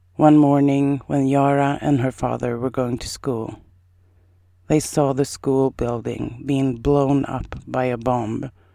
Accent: Sweden; first language Swedish; English is a second language; also born or lived in Iowa, United States; My native language is Swedish, and I'm really, really good at Swedish.

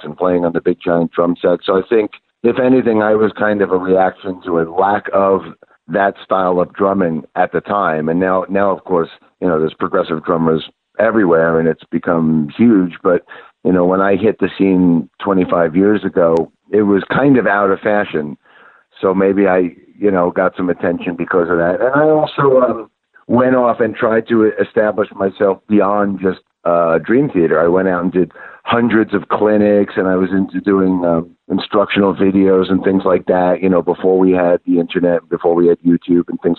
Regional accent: Long Island, New York, United States; moved away as an adult; now in Pennsylvania, United States; I'm from Long Island

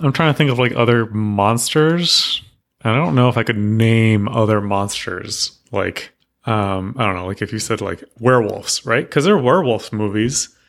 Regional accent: Texas, United States; I grew up in Texas

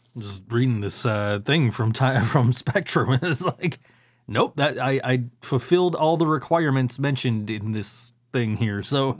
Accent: Buffalo, New York, United States; I'm from Buffalo.

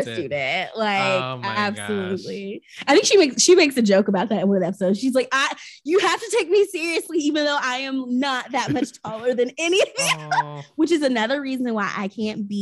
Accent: Chattanooga, Tennessee, United States; moved away; Chattanooga, my hometown

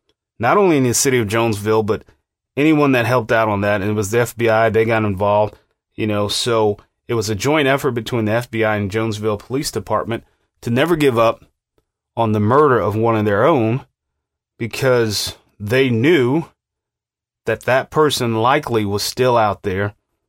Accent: Germany; born there; Keep in mind, I was born in Germany to a U.S. soldier.

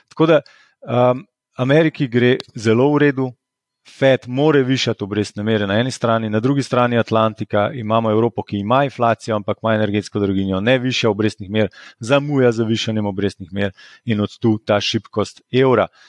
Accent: Slovenia

